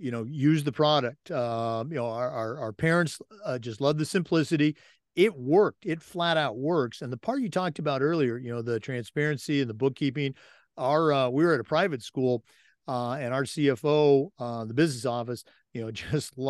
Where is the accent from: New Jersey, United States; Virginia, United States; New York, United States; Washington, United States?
Washington, United States; Battle Ground; I was actually born and raised in the Northwest, went to high school at Battleground, Washington